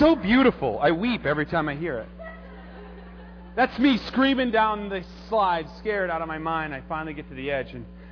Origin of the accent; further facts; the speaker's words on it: Minnesota, United States; I'm from Minnesota